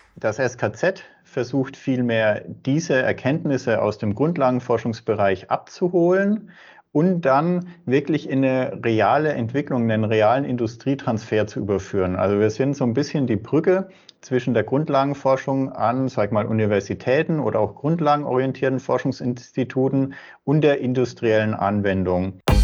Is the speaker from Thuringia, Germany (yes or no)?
no; Würzburg, Bavaria, Germany; bin ein Franke, komme aus Würzburg und arbeite auch in Würzburg